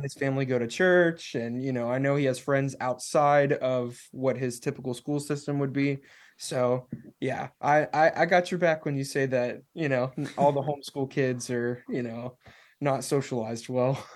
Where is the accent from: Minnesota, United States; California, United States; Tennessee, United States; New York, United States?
Tennessee, United States; Nashville; I'm from Nashville